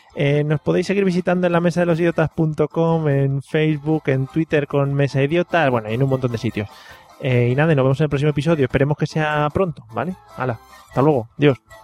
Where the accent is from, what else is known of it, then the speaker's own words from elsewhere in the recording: Madrid, Community of Madrid, Spain; moved away; also born or lived in Valencia; yo soy muy madrileño, ¿eh? aunque me estoy, me estoy avalenciando un poco, avalencianando un poco